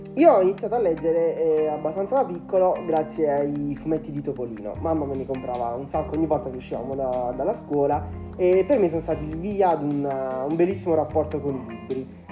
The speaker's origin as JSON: {"language": "Italian", "town": "Angri", "region": "Campania", "country": "Italy", "tie": "born or raised there", "said": "Quando ero piccolo, purtroppo non avevamo una vera libreria nel mio paese e spesso ci toccava andare a Salerno"}